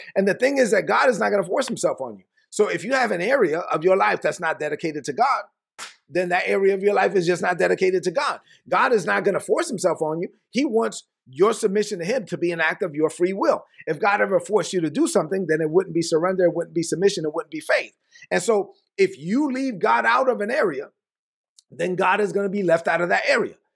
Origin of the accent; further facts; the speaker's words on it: New York City, New York, United States; I was born in Brooklyn. I was raised on, on welfare, food stamps, government cheese